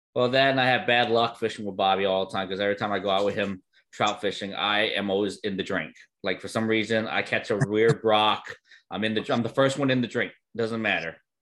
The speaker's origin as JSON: {"language": "English", "region": "New Jersey", "country": "United States", "said": "I'm from Jersey, so I know what combat fishing is"}